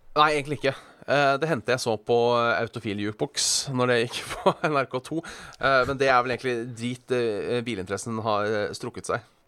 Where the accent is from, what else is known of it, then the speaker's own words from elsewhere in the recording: Hønefoss, Buskerud, Norway; jeg er fra Hønefoss og ikke tok lappen da jeg var 18